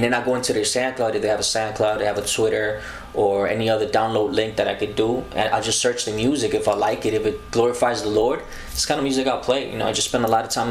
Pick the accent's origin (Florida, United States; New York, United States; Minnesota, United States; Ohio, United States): New York, United States; New York City; also born or lived in Costa Rica; Born in Costa Rica. I was raised in the Bronx, you know, not too far from here, Bailey Avenue